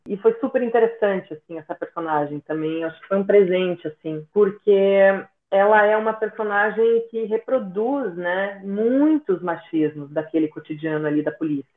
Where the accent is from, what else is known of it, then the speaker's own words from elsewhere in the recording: Nova Prata, Rio Grande do Sul, Brazil; moved away; em Nova Prata, né? Na cidade de onde eu venho